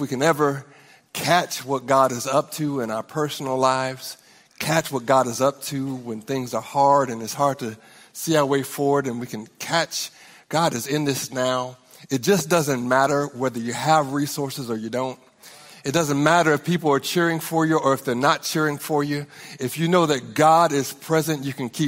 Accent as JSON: {"language": "English", "town": "Norman", "region": "Oklahoma", "country": "United States", "said": "We're from Norman, Oklahoma"}